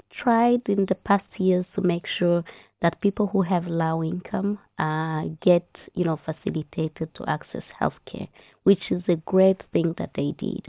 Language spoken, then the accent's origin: English; Rwanda; moved away as an adult; now in Ireland; my home country. So we call Rwanda a country of a thousand hills